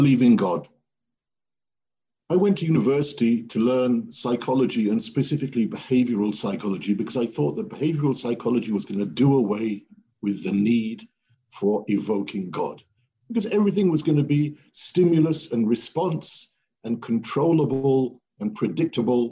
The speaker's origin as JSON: {"language": "English", "town": "Welwyn Garden City", "region": "East of England", "country": "United Kingdom", "tie": "born or raised there", "said": "I grew up in England in a town called Welwyn Garden City, very boring town"}